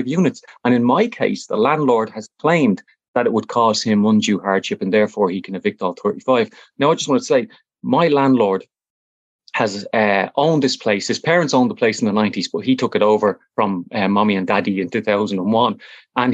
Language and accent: English; Dublin, Leinster, Ireland; I'm originally from Fatima Mansions Flats